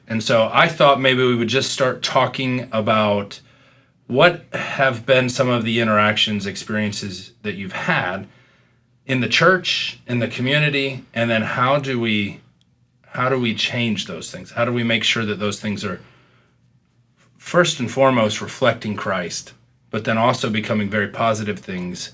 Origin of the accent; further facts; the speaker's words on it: Midwest, United States; I'm from the Midwest